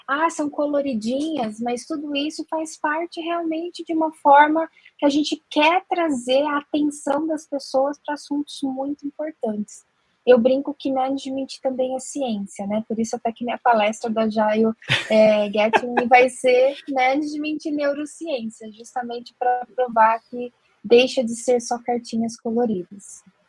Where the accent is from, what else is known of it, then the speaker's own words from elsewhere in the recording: Jundiaí, São Paulo, Brazil; Eu sou de Jundiaí, interior de São Paulo